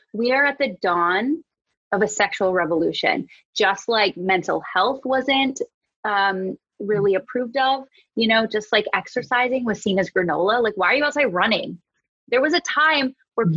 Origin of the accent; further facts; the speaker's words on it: Wisconsin, United States; moved away; I'm from Wisconsin, uh, I was in my childhood bedroom